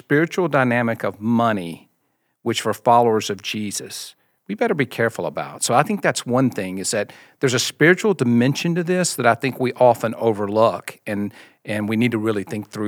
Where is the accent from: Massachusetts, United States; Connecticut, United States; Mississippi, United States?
Mississippi, United States; now in Austin, United States; So grew up in the Deep South in Mississippi, as you can tell by the accent. I still have a little bit of that accent. My wife Jennifer and I just moved to Austin, Texas 6 months ago.